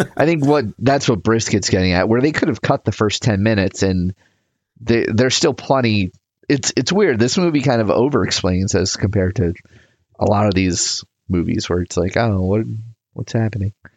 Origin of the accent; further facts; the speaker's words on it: United States; I'm from America.